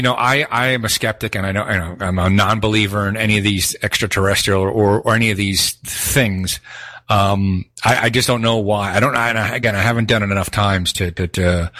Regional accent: Northeast, United States; We're from the Northeast. We don't take shit.

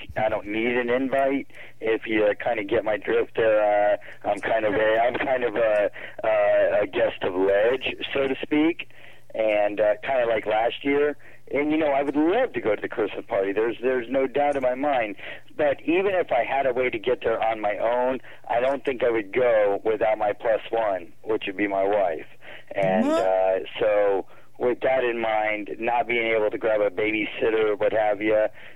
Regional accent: Pinellas County, Florida, United States; I grew up in Pinellas County

